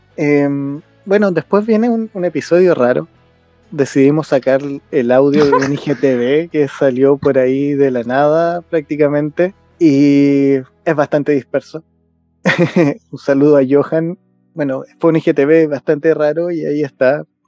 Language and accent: Spanish; Chile; los chilenos tenemos eso